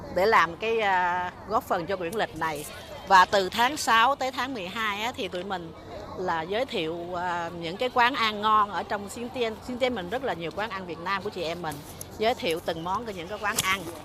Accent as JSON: {"language": "Vietnamese", "country": "Vietnam", "moved": "yes", "lives_now": "Taiwan"}